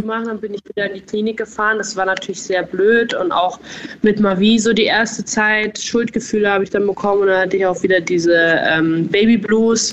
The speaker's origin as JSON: {"language": "German", "region": "Bavaria", "country": "Germany", "also_born_or_lived": "Styria, Austria / Berlin", "accent": "Bavarian", "moved": "as an adult", "lives_now": "Austria", "said": "ich komme ja aus Bayern"}